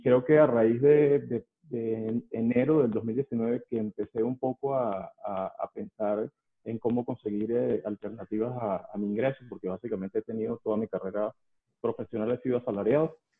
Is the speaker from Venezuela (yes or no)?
yes; Venezuela; moved away as an adult; now in Mexico City, Mexico; soy venezolano, pero tengo ocho años viviendo aquí en la Ciudad de México.